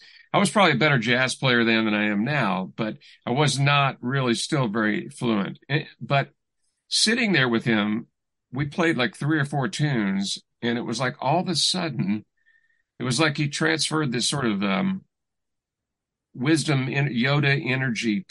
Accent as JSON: {"language": "English", "town": "Louisville", "region": "Kentucky", "country": "United States", "tie": "born or raised there", "said": "I grew up in Louisville, Kentucky."}